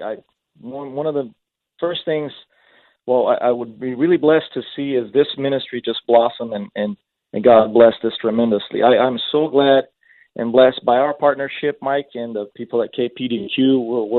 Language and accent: English; Brazil; moved away as an adult; also born or lived in San Diego; now in Oregon, United States; I grew up in Brazil, in case our listeners there are wondering what my accent is from